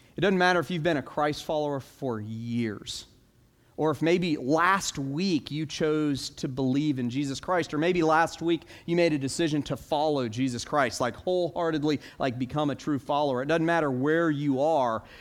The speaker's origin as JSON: {"language": "English", "town": "Orlando", "region": "Florida", "country": "United States", "tie": "born or raised there", "said": "I grew up in Orlando"}